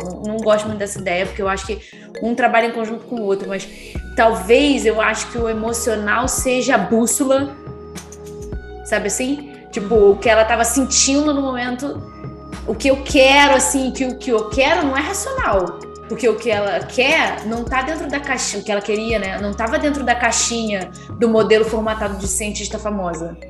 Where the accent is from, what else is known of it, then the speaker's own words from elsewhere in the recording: Rio de Janeiro, Brazil; eu sou do Rio.